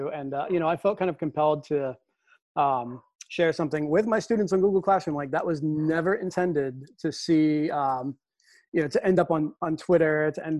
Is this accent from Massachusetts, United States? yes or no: yes; Lowell, Massachusetts, United States; my time as a student growing up in Lowell